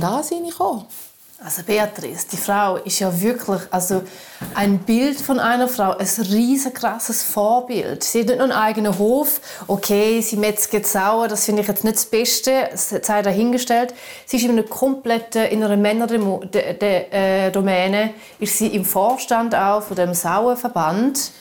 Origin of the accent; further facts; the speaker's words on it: Switzerland; moved away; Ich bin ja Schweizerin. Ich bin ja auch in Niederroswil aufgewachsen